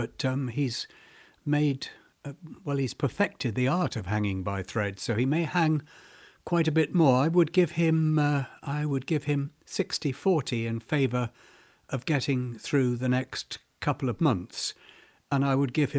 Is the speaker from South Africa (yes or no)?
yes; South Africa; born there; Yes, I was a wild colonial boy, really. I was born in South Africa